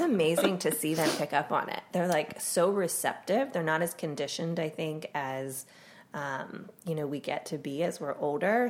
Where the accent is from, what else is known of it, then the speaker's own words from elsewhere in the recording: Pennsylvania, United States; I grew up in Pennsylvania